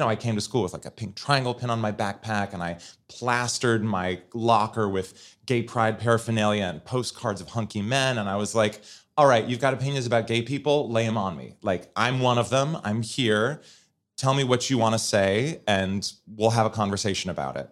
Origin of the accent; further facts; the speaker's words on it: Portland, Oregon, United States; moved away as an adult; also born or lived in Fargo, North Dakota; now in Washington, D.C., United States; when I was eight, my family moved to Portland, Oregon